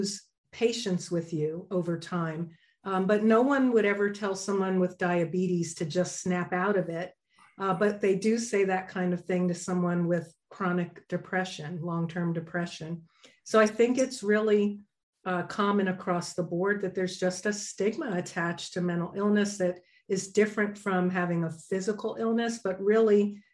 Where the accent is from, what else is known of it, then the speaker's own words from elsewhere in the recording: New York, United States; also born or lived in Denver, Colorado; now in Southern California, United States; I'm originally from New York.